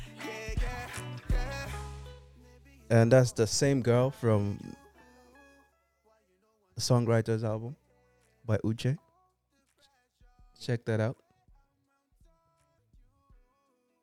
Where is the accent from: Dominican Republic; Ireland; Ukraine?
Ireland; now in United Kingdom; I grew up in Ireland